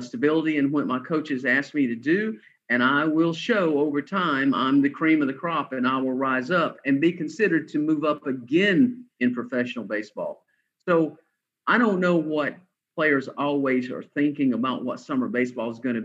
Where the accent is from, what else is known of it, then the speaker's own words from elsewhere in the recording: Atlanta, Georgia, United States; I'm a Southern guy from Atlanta, Georgia